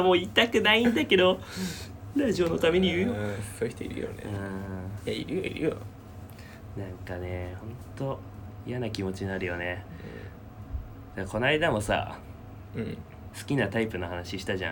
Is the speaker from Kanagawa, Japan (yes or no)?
yes; Yokohama, Kanagawa, Japan; 俺たち出身神奈川じゃない？